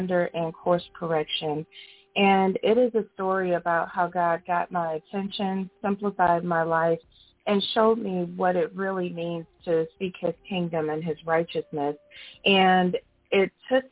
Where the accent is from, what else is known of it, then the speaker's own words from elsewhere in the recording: St. Louis, Chicago, Midwest, United States; moved away as an adult; now in Atlanta, United States; I'm originally from the Midwest, St. Louis, Chicago, and now I live just outside of Atlanta, Georgia